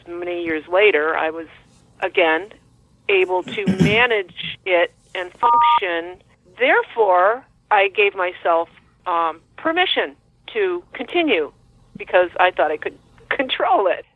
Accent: Woodbury, Connecticut, United States; also born or lived in Bethlehem, Connecticut; my hometown, little small town of Woodbury, Connecticut

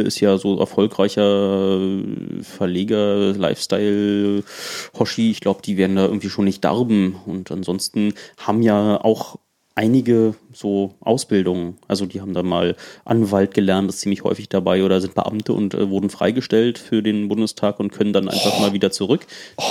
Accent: East Germany, Germany; ich komme auch aus dem Osten

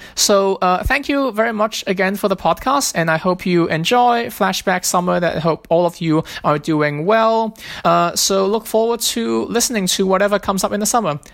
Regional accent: Hong Kong; now in Philadelphia, United States; I am from Philadelphia. I grew up in Hong Kong, but I live and work in Philadelphia now.

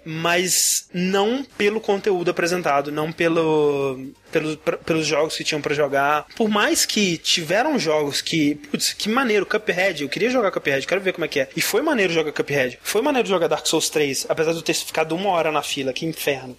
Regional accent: Brazil; eu nunca saí do Brasil

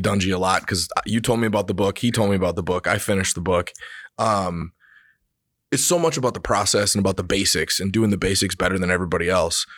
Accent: Reedsburg, Wisconsin, United States; I'm from Reedsburg, right? Small

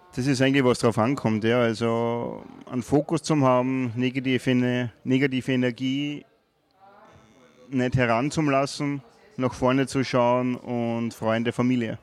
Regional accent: Wolkersdorf, Lower Austria, Austria; moved away as an adult; also born or lived in Carinthia / Vienna; in der Ortschaft in Wolkersdorf, wo ich aufgewachsen bin

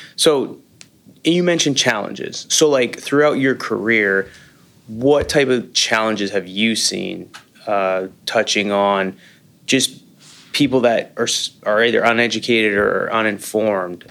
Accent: Canada; moved away as an adult; also born or lived in Calgary, Alberta; now in United States; I'm a Canadian living the American dream

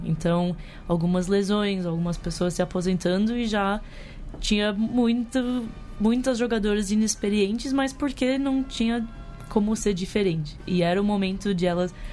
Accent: United States; moved away as an adult; also born or lived in New York; now in Brazil; eu nasci nos Estados Unidos, cresci lá, fui pra faculdade lá

